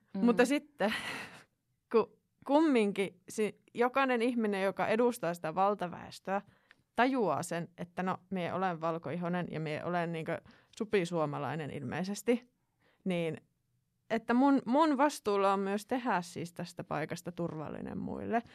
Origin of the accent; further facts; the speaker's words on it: Finland; mä oon Suomesta